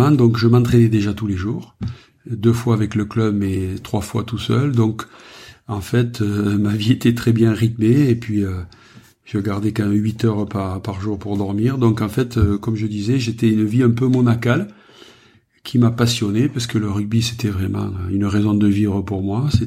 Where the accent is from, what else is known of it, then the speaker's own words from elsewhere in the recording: Occitania, France; Moi, je suis né dans les Corbières, donc euh, dès l'âge de 10 ans, mon père m'a mené faire mes premières vendanges.